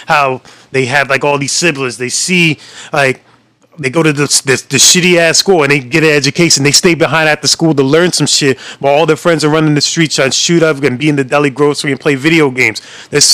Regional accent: New York City, New York, United States; we're New York, and we don't even claim Yonkers as a fifth borough or New York City

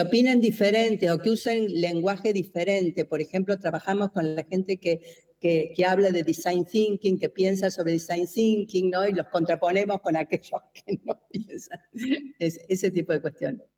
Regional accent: Argentina; soy argentina

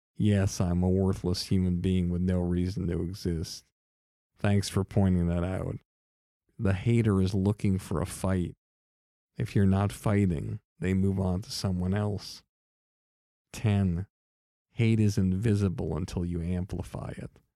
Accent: Longmeadow, Massachusetts, United States; I'm from Long Meadow, Massachusetts

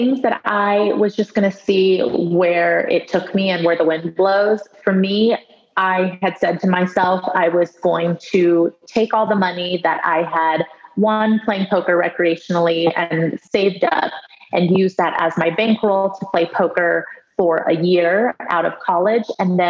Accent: United States; Yeah, well, I grew up in a very traditional Chinese household. So even though we were growing up in the States, a lot of the culture was, you know, in my day-to-day life.

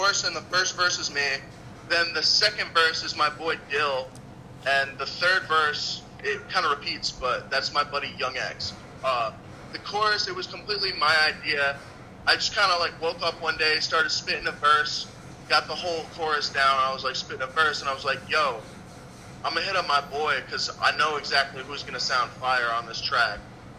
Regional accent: New Jersey, United States; also born or lived in Albany area, New York; now in New York, United States; I was originally from Jersey. And then I moved up to New York, and I found my place up in the 518

